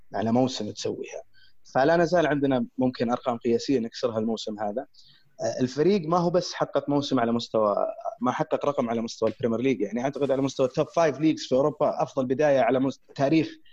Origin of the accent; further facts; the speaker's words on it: Saudi Arabia; عندنا في السعوديه